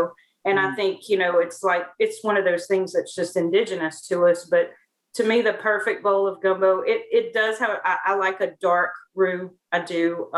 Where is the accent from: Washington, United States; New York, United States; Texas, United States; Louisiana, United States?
Louisiana, United States; Avoyelles Parish; also born or lived in Lecompte, Rapides Parish, Louisiana; now in Winnsboro, United States; I actually was born and raised in Avoyelles Parish.